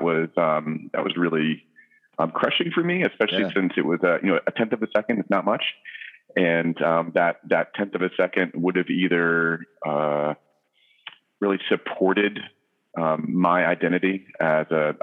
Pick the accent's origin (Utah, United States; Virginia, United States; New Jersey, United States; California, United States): Virginia, United States; Virginia Beach; also born or lived in Charlottesville, Virginia / Kosciuszko, Mississippi; now in Culpeper, United States; I grew up in Virginia Beach, Virginia, born and raised, beach kid